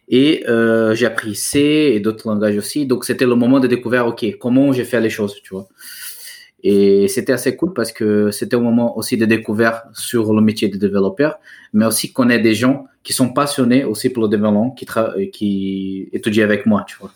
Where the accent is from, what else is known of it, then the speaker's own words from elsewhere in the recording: Brazil; French is a second language; moved away as an adult; now in France; je suis brésilien.